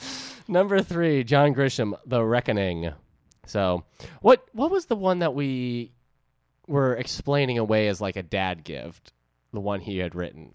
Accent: New England, United States; I'm from New England

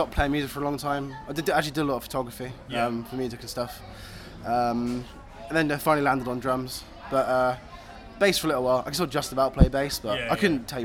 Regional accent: Exeter, South West England, United Kingdom; I'm from Exeter, and they've got a really good sort of like punk rock scene

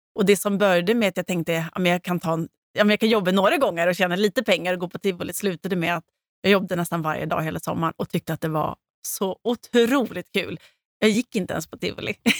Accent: Gotland, Sweden; now in Stockholm, Sweden; jag var gotlänning och jag visste inte riktigt hur det såg ut i Stockholm

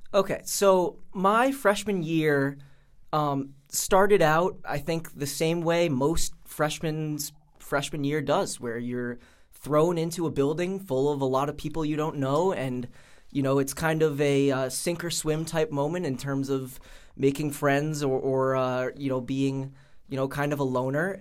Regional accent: Pawtucket, Rhode Island, United States; I am from Pawtucket, Rhode Island.

